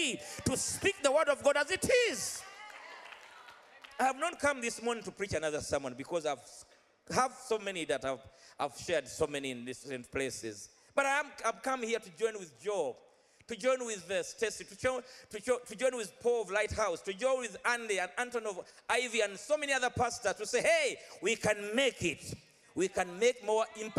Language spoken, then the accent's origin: English; Central Region, Uganda; now in United Kingdom; I'm from Uganda, and Uganda has over 33 tribes. And I'm in the central, we are the biggest tribe in Uganda. I'm a Muganda